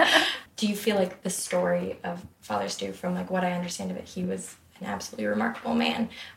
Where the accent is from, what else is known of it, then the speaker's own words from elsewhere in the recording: Monterey, California, United States; I grew up in Monterey, California.